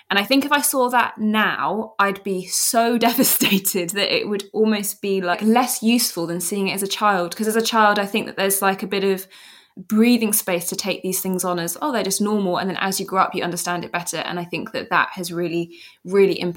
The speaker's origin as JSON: {"language": "English", "region": "London", "country": "United Kingdom", "tie": "born or raised there", "said": "I always say that it's really interesting because growing up in London, I mean, it's like a big city, of course, but I didn't really have memories of the urban landscape."}